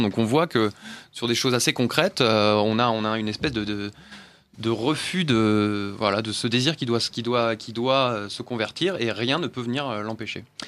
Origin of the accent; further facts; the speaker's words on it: France; nous sommes français et européens